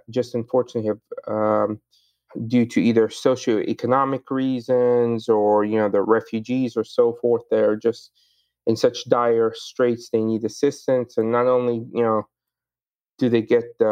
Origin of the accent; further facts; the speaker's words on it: Sudan; moved away; also born or lived in Egypt; I was born in Sudan, but my family's background is in Egypt